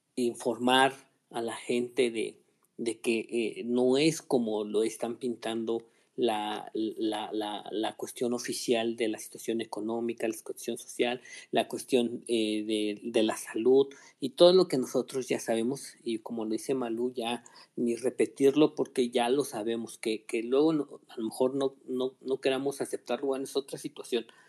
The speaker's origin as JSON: {"language": "Spanish", "country": "Mexico", "said": "como mexicanos que somos"}